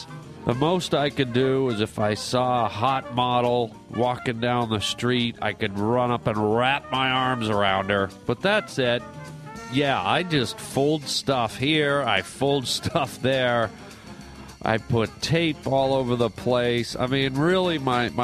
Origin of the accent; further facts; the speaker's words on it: Canada; now in California, United States; growing up in Canada